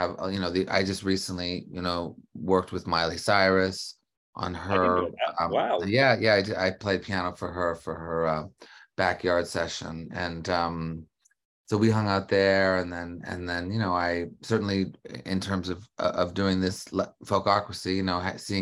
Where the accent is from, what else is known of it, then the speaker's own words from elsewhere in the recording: Canada; I grew up in Canada.